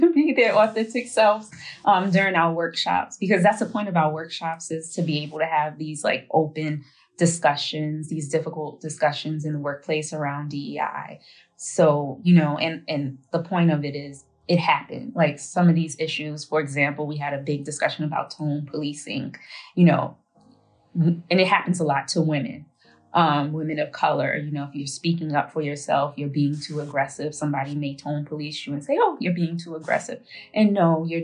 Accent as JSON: {"language": "English", "town": "New York City", "region": "New York", "country": "United States", "said": "I'm from Queens."}